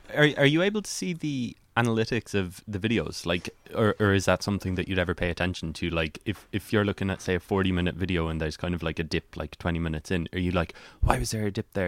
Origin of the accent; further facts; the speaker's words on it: West Cork, Munster, Ireland; I'm from West Cork, and so our local radio station is C one oh three, which my dad listens